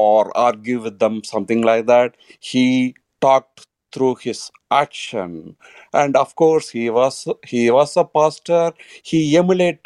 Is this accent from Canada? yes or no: no; India; now in Phoenix, United States; I'm from India